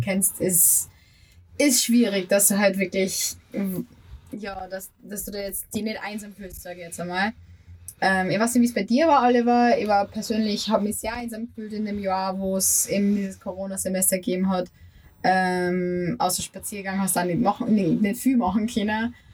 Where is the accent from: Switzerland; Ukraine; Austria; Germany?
Austria; Upper Austria; now in Vienna, Austria; Ich bin ja ursprünglich aus Oberösterreich